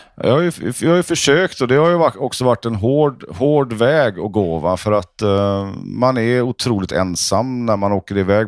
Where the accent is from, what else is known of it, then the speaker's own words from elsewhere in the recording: Sweden; Norwegian is a second language; moved away; i Sverige har vi jo det mot Frankrike